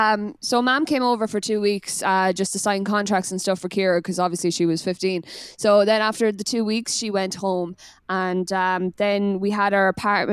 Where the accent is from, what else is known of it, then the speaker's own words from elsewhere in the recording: Ireland; moved away; I'm really Irish like.